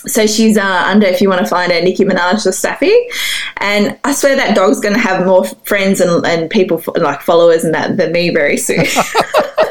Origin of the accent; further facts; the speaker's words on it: Sydney, New South Wales, Australia; I grew up in Sydney